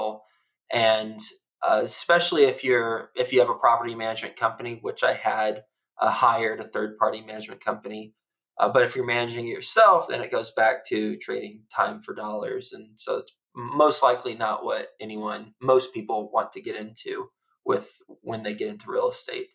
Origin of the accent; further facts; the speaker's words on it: Texas, United States; moved away; also born or lived in New York City; I'm from Texas